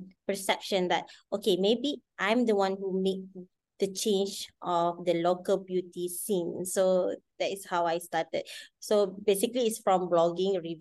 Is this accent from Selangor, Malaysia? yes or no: no; Kedah, Malaysia; I am from Kedah. I'm a Kedah woman.